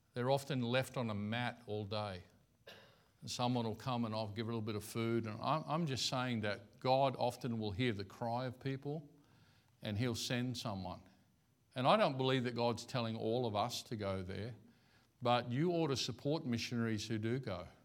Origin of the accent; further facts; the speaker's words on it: Australia; I'm Aussie